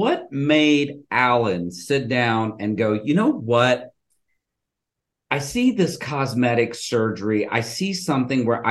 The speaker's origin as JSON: {"language": "English", "country": "India", "moved": "yes", "lives_now": "Houston, United States", "said": "I'm originally Indian, I'm Hindu"}